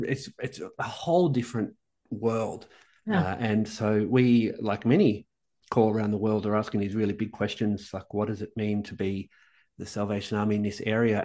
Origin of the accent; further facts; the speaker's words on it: Melbourne, Victoria, Australia; moved away as an adult; also born or lived in Sweden; now in Amsterdam, Netherlands; I'm, I'm, an inner city boy. I'm from the inner city of Melbourne